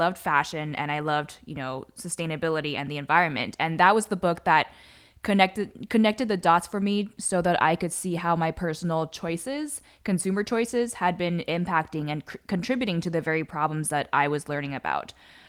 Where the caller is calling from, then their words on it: San Diego, California, United States; I'm calling in from San Diego, which is Kumeyaay land in Southern California.